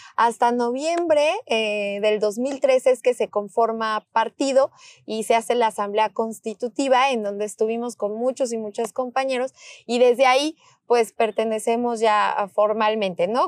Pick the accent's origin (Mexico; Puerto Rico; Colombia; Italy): Mexico; así somos las mexicanas, los mexicanos